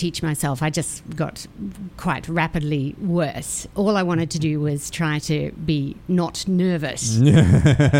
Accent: Australia; moved away; I'm an Aussie

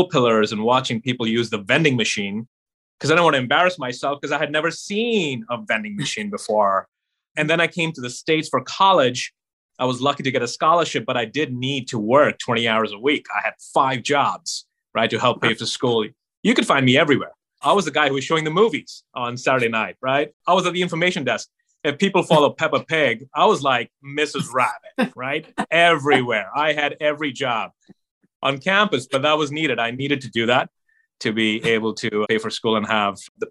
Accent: Mumbai, Maharashtra, India; I grew up in Mumbai

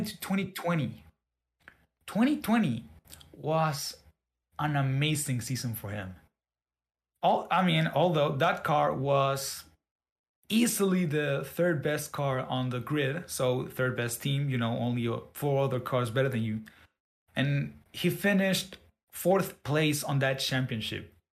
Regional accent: Mexico; I'm from Mexico

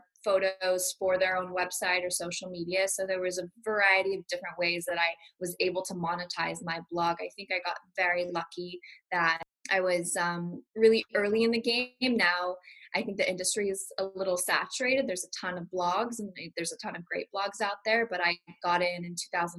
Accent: Malibu, California, United States; also born or lived in Beverly Hills; I grew up in LA. I grew up in Malibu

